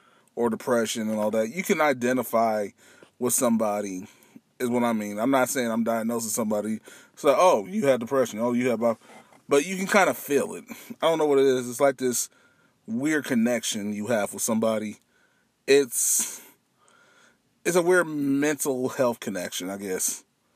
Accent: Missouri, United States; also born or lived in Twentynine Palms, California / Michigan / Kansas City; I am originally here from Missouri. I've been here in Missouri for 21 years. I wasn't actually born here

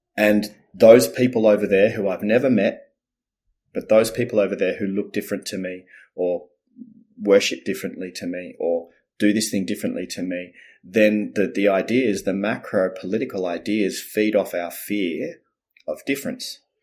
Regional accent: Melbourne, Victoria, Australia; also born or lived in Netherlands; then they moved to Melbourne, Australia.

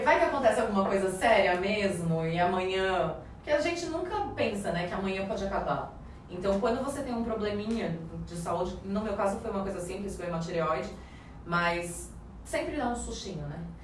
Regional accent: Brazil; moved away as an adult; now in Ireland; somos brasileiros

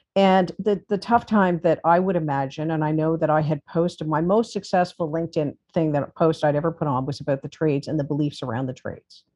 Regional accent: Toronto, Ontario, Canada; I'm from Toronto

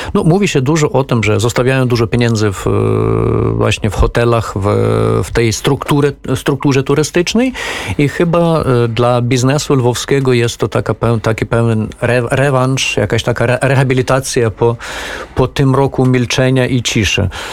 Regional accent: Ukraine; jako Ukrainiec

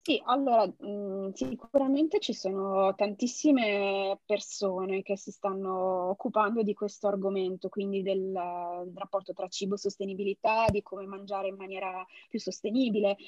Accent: Genoa, Liguria, Italy; essendo genovese

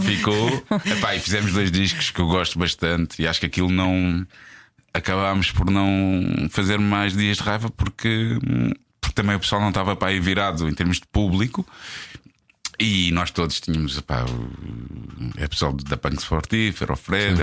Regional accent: Portugal; nós, enquanto Tugas

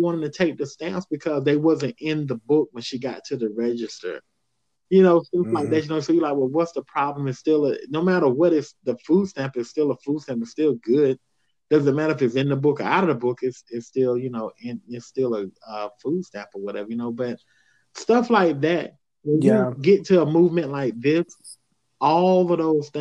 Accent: the South, United States; I grew up in the South

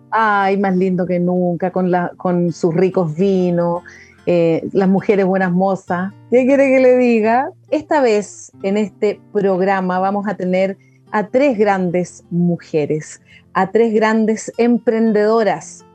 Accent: Chile; como lo somos todas las chilenas

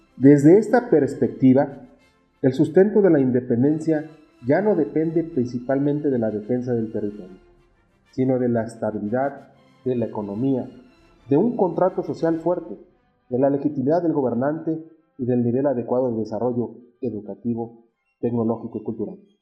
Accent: Mexico; Los mexicanos nos mantenemos unidos de muchas maneras

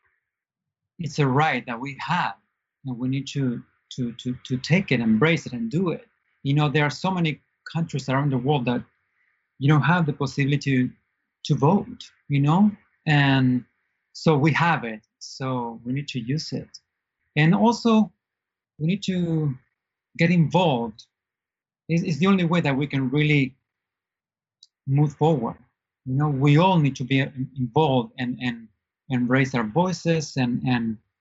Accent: Argentina; English is a second language; moved away as an adult; now in United States; I'm from Argentina originally, and I was an actor there and a singer. And about 7 years ago, I moved to U.S. to study English

